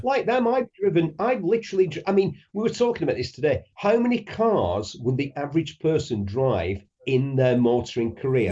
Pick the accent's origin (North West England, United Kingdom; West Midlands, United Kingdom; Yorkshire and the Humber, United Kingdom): North West England, United Kingdom; Bury; I'm a grammar school boy from Bury. I grew up in a Coronation Street, two up, two downtown, two up, two down house